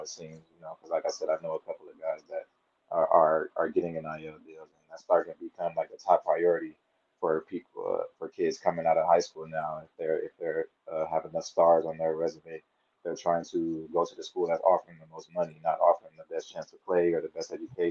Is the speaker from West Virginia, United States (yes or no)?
no; Inglewood, California, United States; I was born in Inglewood, California. I went to Inglewood High School